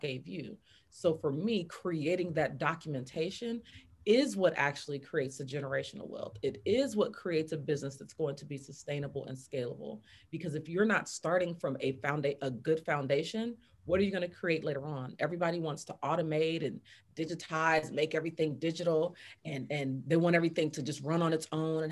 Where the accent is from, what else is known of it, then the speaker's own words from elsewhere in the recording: Fresno, California, United States; From California, from Fresno, California, right out the valley